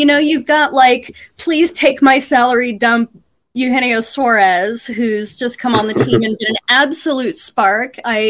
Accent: Tampa, Florida, United States; now in Seattle, United States; I grew up in Tampa, right?

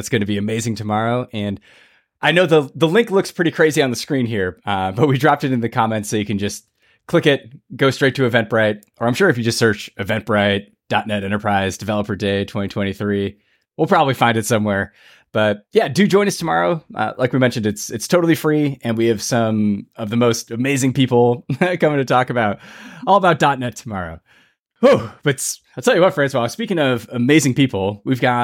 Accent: United States; as an American

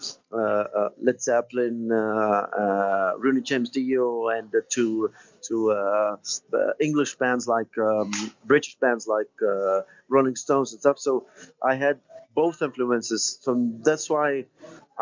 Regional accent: Tunisia; taking some lessons from lyrical professors there in my hometown in Tunisia

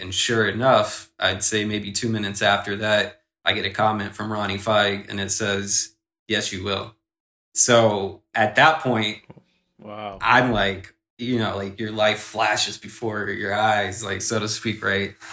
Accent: South Carolina, United States; moved away as an adult; now in New York, United States; growing up in South Carolina, the pace is way slower

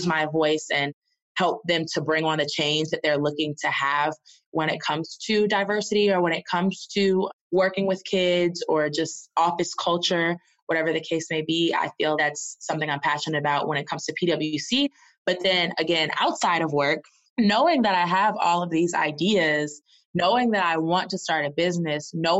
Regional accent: the South, United States; also born or lived in Boston; now in Atlanta, United States; I'm from the South

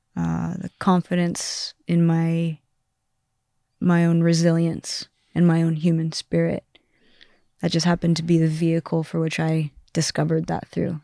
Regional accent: Southern California, United States; also born or lived in Amsterdam; I'm from Southern California where it's sunny all the time

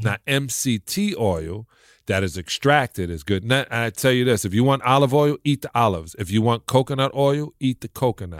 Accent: New York City, New York, United States; I'm from a project in Brooklyn

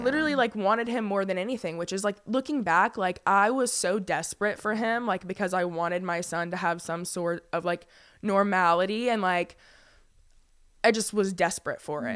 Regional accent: Fayetteville, North Carolina, United States; moved away as an adult; I was actually born and raised in Fayetteville, North Carolina. I lived there for

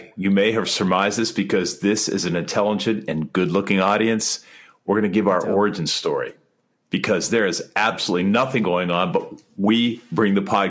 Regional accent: West Mifflin, Pennsylvania, United States; moved away as an adult; also born or lived in Washington, D.C.; I was born in 1960, and in the bowels of Pittsburgh, in the boroughs of Pittsburgh. I am from West Mifflin, and make no mistake about it, it is West Mifflin South, not West Mifflin North. My high school is now a grass field, but that's where I grew up

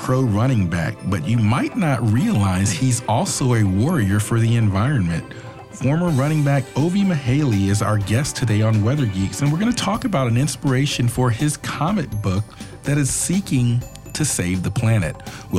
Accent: Atlanta, Georgia, United States; I've been around the Atlanta area for a while. I grew up in Atlanta

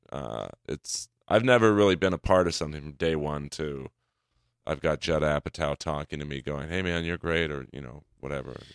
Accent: Los Angeles, California, United States; I grew up in the hills of Bel Air

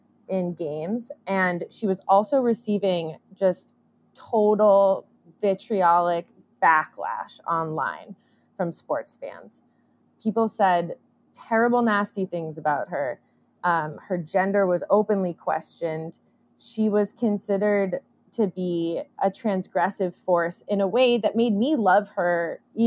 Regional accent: Oakland, California, United States; I grew up in Oakland, California

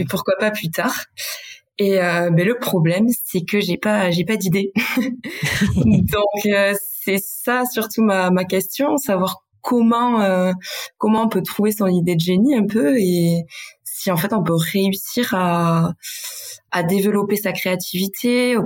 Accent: Basque Country, Nouvelle-Aquitaine, France; accent: Basque; je viens du Pays Basque. Peut-être que ça va mmh. s'entendre dans mon accent

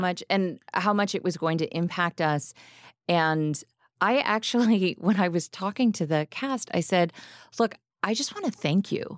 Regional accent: Lexington, Kentucky, United States; now in Chicago, United States; I grew up in Kentucky.

